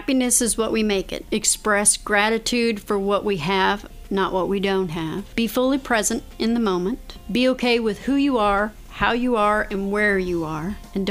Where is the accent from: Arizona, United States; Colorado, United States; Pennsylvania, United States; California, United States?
Colorado, United States; moved away; I'm originally from Colorado